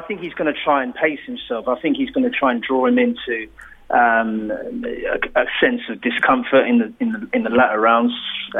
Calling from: London, United Kingdom; Calling from Southeast London.

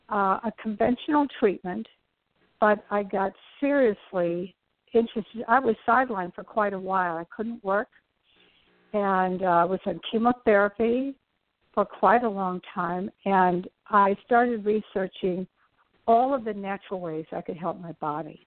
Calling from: New York City, New York, United States; From New York City.

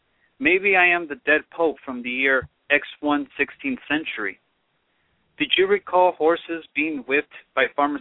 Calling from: Los Angeles, California, United States; I'm calling from Hollywood.

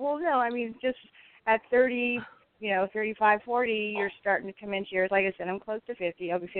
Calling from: California, United States; I'm calling from California.

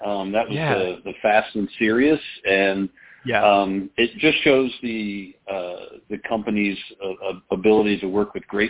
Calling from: Holland, Michigan, United States; Holland, Michigan.

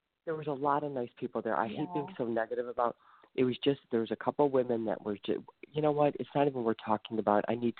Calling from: Ohio, United States; I'm calling from the Ohio area.

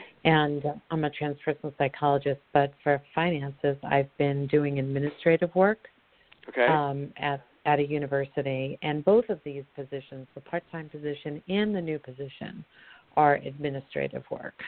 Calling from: Colorado, United States

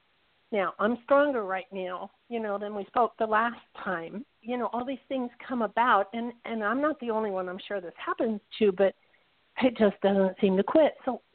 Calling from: Pahrump, Nevada, United States; from Pahrump.

